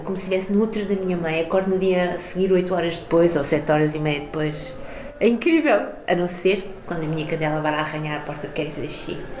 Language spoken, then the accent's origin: Portuguese; Carcavelos, Lisbon, Portugal; also born or lived in Mozambique; Eu sou portuguesa e, e moçambicana, mas mais portuguesa, porque eu sempre vivi aqui